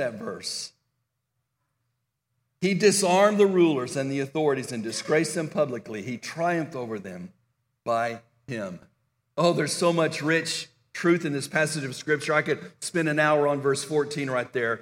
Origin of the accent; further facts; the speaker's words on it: El Paso, Texas, United States; When I was a teenager growing up in El Paso, Texas